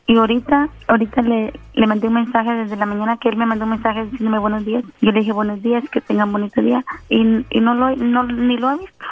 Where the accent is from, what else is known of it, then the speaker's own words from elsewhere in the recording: Guatemala; yo soy de Guatemala